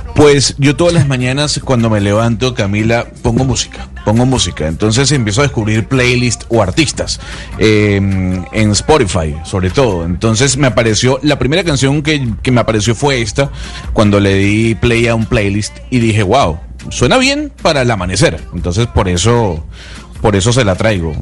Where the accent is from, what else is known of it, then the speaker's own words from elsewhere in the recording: Venezuela; now in Colombia; se lo pregunto como venezolano, existe una estigmatización en contra de nosotros